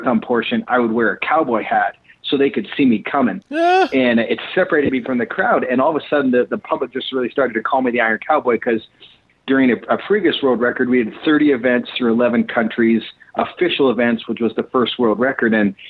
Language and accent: English; Calgary, Alberta, Canada; moved away as an adult; now in Utah, United States; I grew up in Canada and then made my way to Utah, where I live now